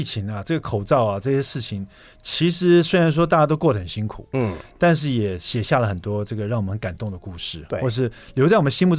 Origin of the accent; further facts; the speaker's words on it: Taiwan; 在这里面写了很多我们台湾人这个非常熟悉的一些小吃啦